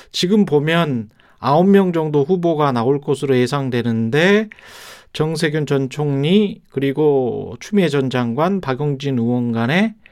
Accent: North Jeolla, South Korea; 제가 전라북도 사람인데요. 예. 북도 사투리하고

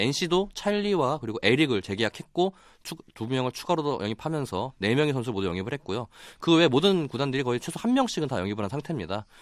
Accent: Daejeon, South Korea; 제가 고향이 대전이다 보니까

